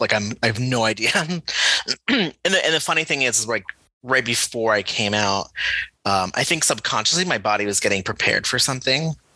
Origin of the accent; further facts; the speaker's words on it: Connecticut, United States; I grew up in Connecticut.